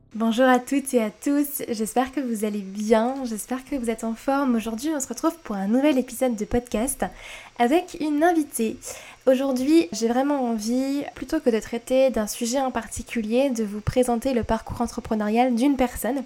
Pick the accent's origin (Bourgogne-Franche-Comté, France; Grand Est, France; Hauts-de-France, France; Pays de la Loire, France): Grand Est, France; Strasbourg; chez nous à Strasbourg